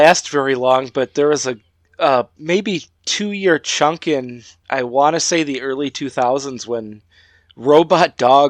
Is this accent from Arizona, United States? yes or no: no; Illinois, United States; now in Wisconsin, United States; So I grew up in Illinois and I moved to Wisconsin, but I'm right on the border. I'm like literally ooh, 5 minutes away from the border